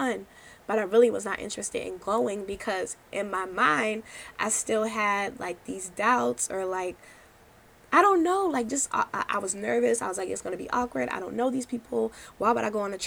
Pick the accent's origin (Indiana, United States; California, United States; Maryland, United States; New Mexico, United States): Maryland, United States; I was from Maryland